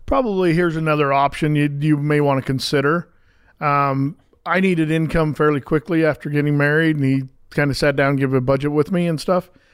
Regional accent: Pleasant Grove, Utah, United States; I grew up right here in Pleasant Grove

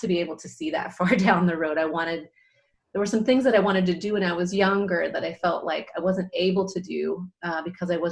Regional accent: Seattle, Washington, United States; I'm originally from Seattle, Washington, so a local yokel here

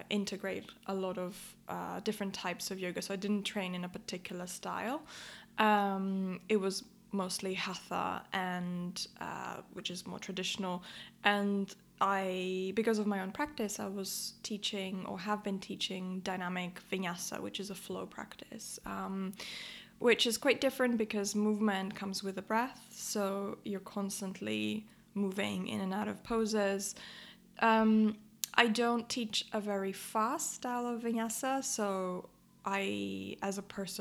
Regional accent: Athens, Attica, Greece; moved away as an adult; now in London, United Kingdom; I grew up in Athens and I moved to London to study psychology.

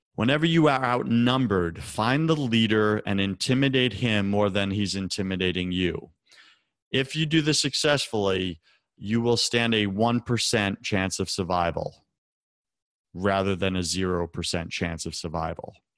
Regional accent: Long Island, New York, United States; moved away; I grew up on Long Island in a, you know, the suburbs

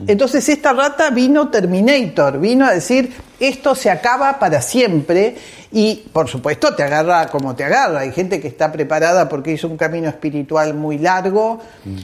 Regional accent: Parque Leloir, Buenos Aires Province, Argentina; born or raised there

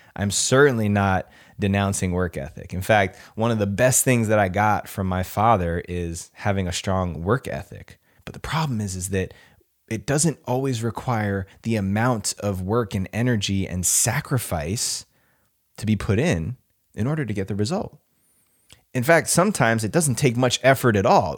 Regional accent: New Jersey, United States; moved away as an adult; also born or lived in California; now in Austin, United States; I grew up in New Jersey. I'm a native New Jerseyan.

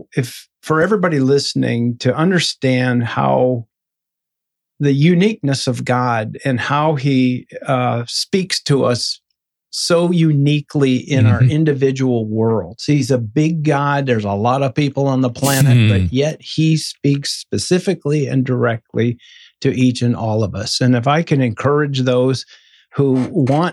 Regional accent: Northwest Michigan, United States; I was born in Michigan, and a small town in Northwest Michigan

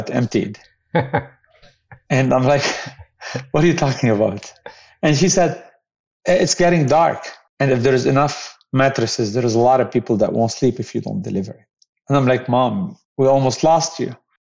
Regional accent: Beirut, Beirut Governorate, Lebanon; I grew up in Beirut

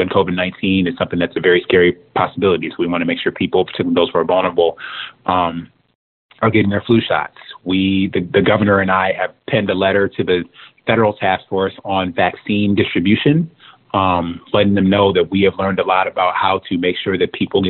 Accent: Detroit, Michigan, United States; I'm from Detroit, we the Motor City

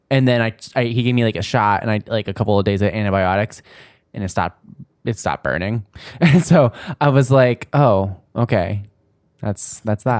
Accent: New Jersey, United States; I grew up in New Jersey

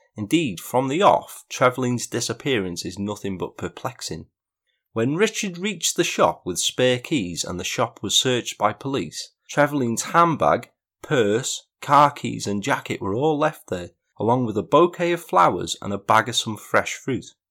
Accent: Wrexham, Wales, United Kingdom; my hometown of Wrexham

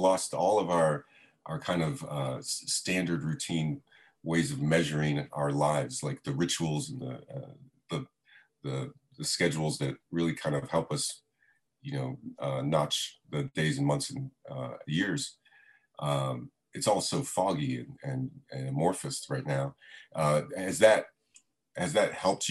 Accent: Fort Lauderdale, Florida, United States; I grew up in South Florida, in like Fort Lauderdale

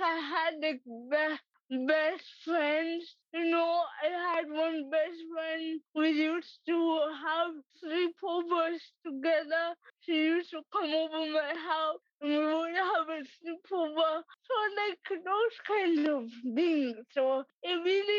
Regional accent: Massachusetts, United States; I was born and raised in Massachusetts

